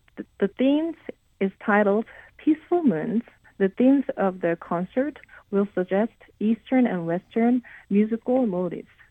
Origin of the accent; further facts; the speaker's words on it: South Korea; moved away as an adult; also born or lived in Lincoln, Nebraska, United States; now in Connecticut, United States; I was born and raised in South Korea